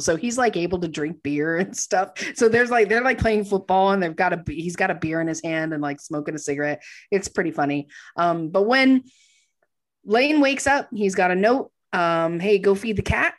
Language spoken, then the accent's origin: English; Texas, United States; I grew up in Texas